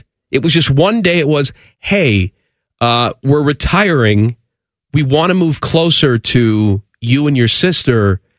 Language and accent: English; Chicago, Illinois, United States; moved away